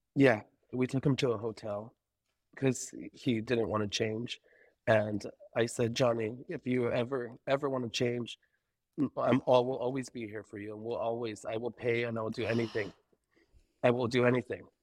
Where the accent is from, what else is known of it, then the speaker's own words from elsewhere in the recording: Buena Park, California, United States; also born or lived in Menifee, California; I'm originally from, uh, Buena Park, California.